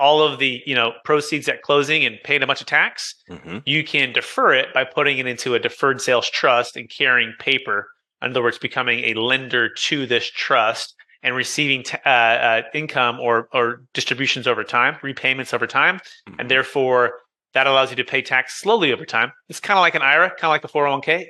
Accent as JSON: {"language": "English", "town": "Fremont", "region": "California", "country": "United States", "tie": "born or raised there", "also_born_or_lived": "San Jose / Sacramento / Roseville / Rocklin", "said": "So I grew up originally in Taxifornia, the Bay Area, Silicon Valley, Fremont Mission"}